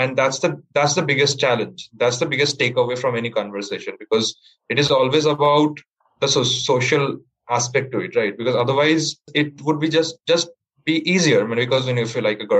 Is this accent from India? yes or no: yes; Kolkata, West Bengal, India; I'm from Kolkata.